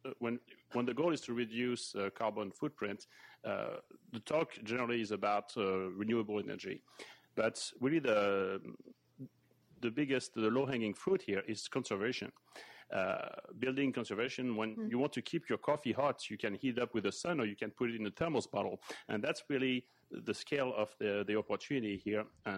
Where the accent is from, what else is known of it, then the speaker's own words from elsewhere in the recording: Lyon, Auvergne-Rhône-Alpes, France; now in Boston, United States; Actually, I was born in Lyon, and I'm now living here in Boston